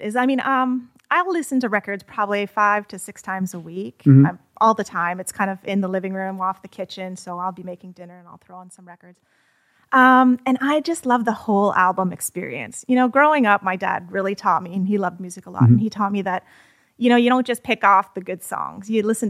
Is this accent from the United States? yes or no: no; Calgary, Alberta, Canada; Calgary, Alberta.